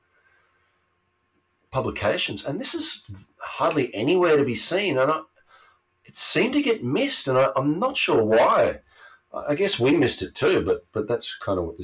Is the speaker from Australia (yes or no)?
yes; Australia; born or raised there